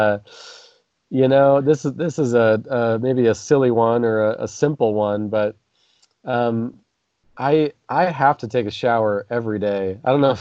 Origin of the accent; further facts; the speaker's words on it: Nampa, Idaho, United States; how I grew up here in Nampa